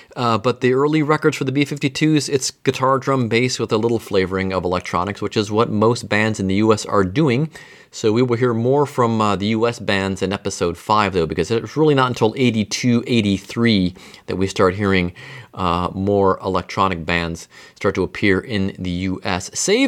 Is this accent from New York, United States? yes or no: no; Mentor, Ohio, United States; now in Cincinnati, United States; My hometown library has it, Mentor, Ohio.